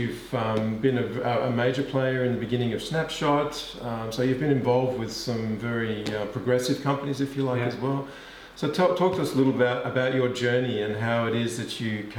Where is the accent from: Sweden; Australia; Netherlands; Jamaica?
Australia; now in Germany; being Australian, I cherish this weather.